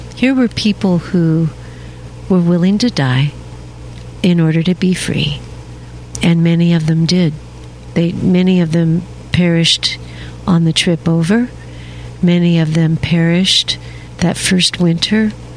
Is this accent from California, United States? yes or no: no; Seattle, Washington, United States; now in Alabama, United States; I was born and raised in Seattle, Washington